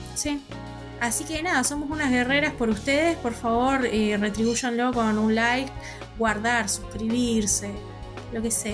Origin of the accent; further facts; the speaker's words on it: Argentina; Acá en Argentina